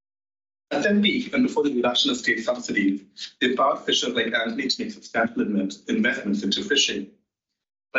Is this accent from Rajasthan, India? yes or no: no; Mumbai, Maharashtra, India; now in England; Growing up in Mumbai, we learned about the importance of what we called in English Coconut Day in city schools